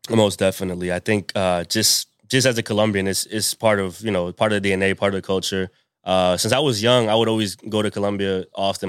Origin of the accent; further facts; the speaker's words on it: Pawtucket, Rhode Island, United States; also born or lived in Providence, Rhode Island; I'm from, I'm from Pawtucket. I was born in Providence, which is the, the capital.